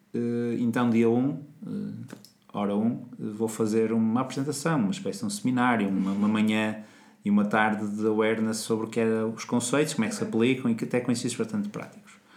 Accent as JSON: {"language": "Portuguese", "country": "Portugal", "said": "nós portugueses"}